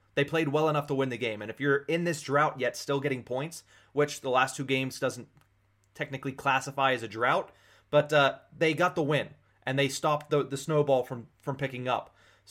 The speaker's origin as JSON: {"language": "English", "town": "Johnstown", "region": "Pennsylvania", "country": "United States", "tie": "born or raised there", "moved": "yes", "said": "I'm, snowed in my hometown of Johnstown. I came up for the weekend."}